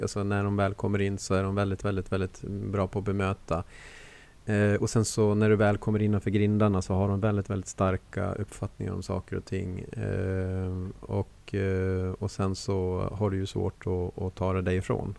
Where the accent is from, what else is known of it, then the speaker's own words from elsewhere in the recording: Borlänge, Dalarna County, Sweden; som de säger hemma i Borlänge